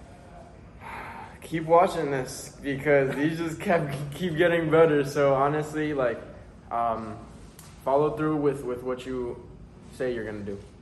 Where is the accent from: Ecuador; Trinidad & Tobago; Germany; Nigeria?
Ecuador; now in Stanford; I was born in Ecuador. I'm 23 years old. I live in Stanford.